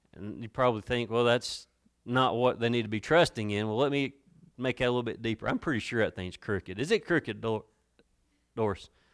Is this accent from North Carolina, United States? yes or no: yes; Watauga County, North Carolina, United States; I'm from Watauga County, and we deal more with cows than we do Christmas trees.